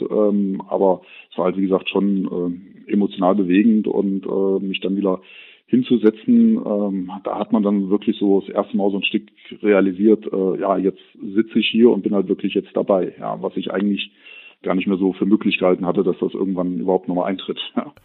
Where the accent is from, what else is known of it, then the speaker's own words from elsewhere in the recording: Kassel, Hesse, Germany; Ich bin 1980 in Kassel geboren, bin gebürtiger Kasselener